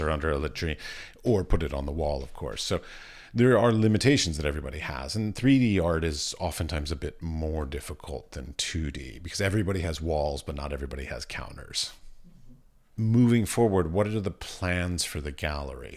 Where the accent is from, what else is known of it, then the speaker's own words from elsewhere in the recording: Washington, District of Columbia, United States; moved away as an adult; also born or lived in Iowa; now in Czech Republic; I grew up around the Smithsonian in Washington, D C.